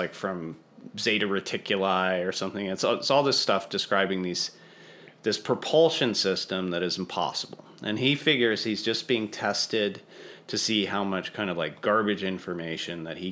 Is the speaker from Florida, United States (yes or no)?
no; Santa Fe, New Mexico, United States; I grew up in outside of Santa Fe, so it's kind of my neck of the woods